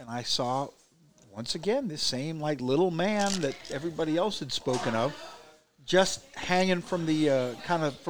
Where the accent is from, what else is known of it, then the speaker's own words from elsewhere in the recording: Huntington, Indiana, United States; A split level style house in Huntington, Indiana, in high school